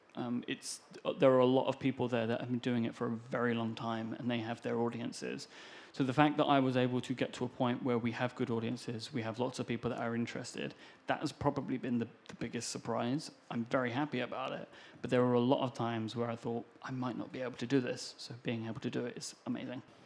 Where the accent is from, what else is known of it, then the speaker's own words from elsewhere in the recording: United Kingdom; I am British.